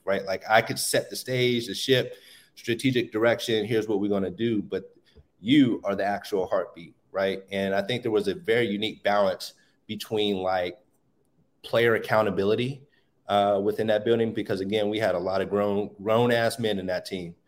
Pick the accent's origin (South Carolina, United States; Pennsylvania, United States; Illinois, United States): Pennsylvania, United States; Pittsburgh; being born in Pittsburgh or living in Pittsburgh